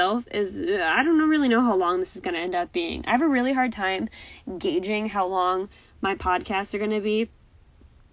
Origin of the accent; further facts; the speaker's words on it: United States; I'm very American in the sense that I understand the state, county, city, village type structure